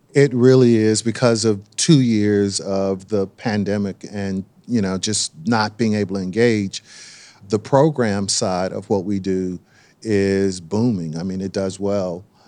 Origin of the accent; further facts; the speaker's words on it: Durham, North Carolina, United States; being born and raised in Durham